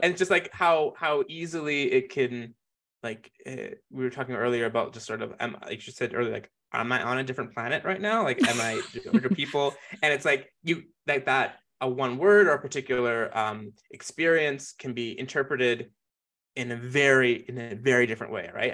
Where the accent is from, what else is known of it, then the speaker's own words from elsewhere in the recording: Calgary, Alberta, Canada; also born or lived in Jamaica; I grew up here in Mokinsis